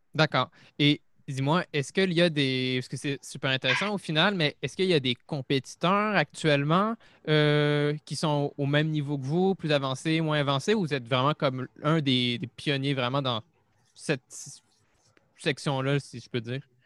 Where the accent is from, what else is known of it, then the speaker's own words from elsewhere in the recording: Montreal, Quebec, Canada; je suis, de Montréal